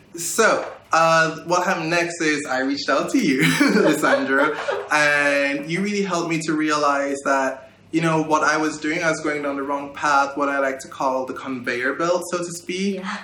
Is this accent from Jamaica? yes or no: yes; Kingston, Jamaica; moved away as an adult; I was born and raised in Kingston, Jamaica